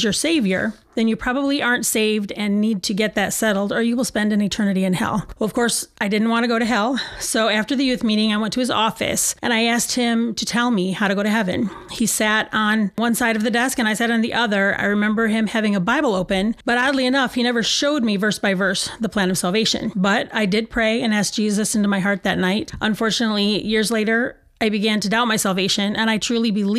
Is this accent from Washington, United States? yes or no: no; Sparta, Michigan, United States; also born or lived in Fremont, Michigan; I was born in Fremont, Michigan. At the age of two, my parents and I moved to Sparta, Michigan, just north of Grand Rapids, and I lived there until I got married